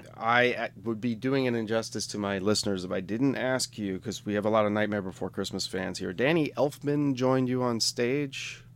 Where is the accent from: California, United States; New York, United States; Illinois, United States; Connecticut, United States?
New York, United States; also born or lived in Pittsburgh area; now in Pittsburgh, United States; I'm from New York, but I'm in the Pittsburgh area now.